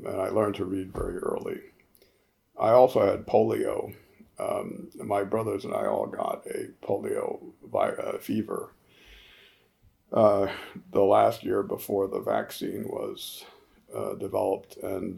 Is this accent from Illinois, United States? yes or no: no; New Haven, Connecticut, United States; when I was growing up in New Haven, Connecticut